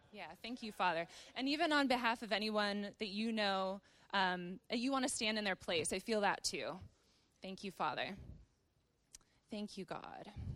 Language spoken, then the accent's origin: English; Wisconsin and Minnesota, Midwest, United States; moved away as an adult; now in Redding, United States; I grew up in Wisconsin and Minnesota